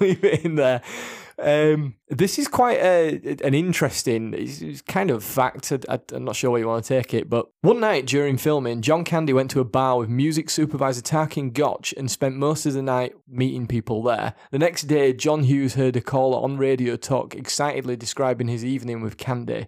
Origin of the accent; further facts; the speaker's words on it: Yorkshire and the Humber, United Kingdom; we're two blokes from Yorkshire